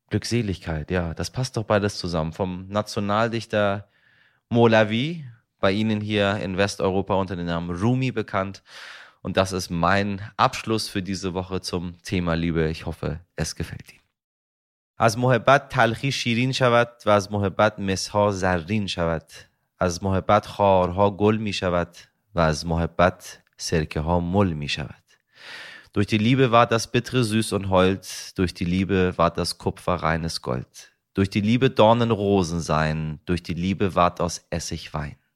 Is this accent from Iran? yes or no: yes; Iran; dann nehme ich Sie mit in meine Heimat, in den Iran, meine Damen und Herren.